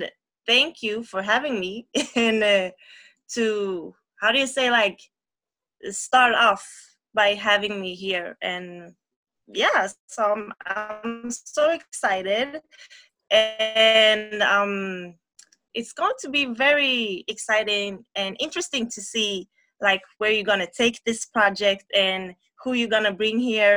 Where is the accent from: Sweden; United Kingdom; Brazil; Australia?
Sweden; Gothenburg, Västra Götaland; I'm from Sweden, Gothenburg, where I live, and I'm raised here.